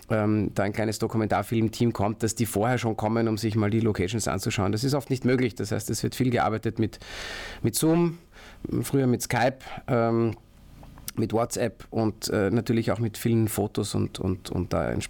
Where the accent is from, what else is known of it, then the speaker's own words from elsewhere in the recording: Baden, Lower Austria, Austria; aus Baden bei Wien, habe dort meine Firma Jewel Labs Pictures